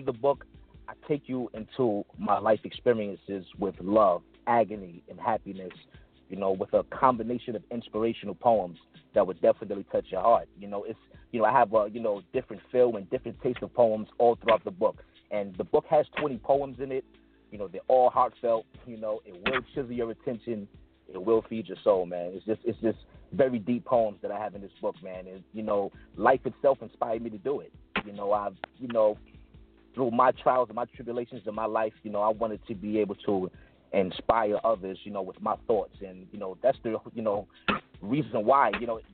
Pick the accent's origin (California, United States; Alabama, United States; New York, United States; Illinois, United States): New York, United States; New York City; I'm originally from Brooklyn, New York, Bed-Stuy